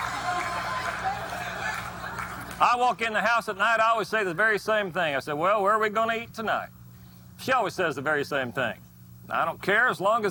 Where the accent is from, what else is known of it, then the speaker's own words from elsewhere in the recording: Oklahoma, United States; my home state of Oklahoma